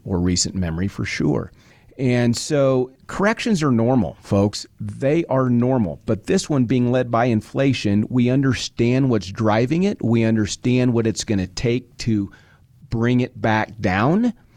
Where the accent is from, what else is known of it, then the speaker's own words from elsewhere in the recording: Nebraska, United States; I was born and raised in Nebraska.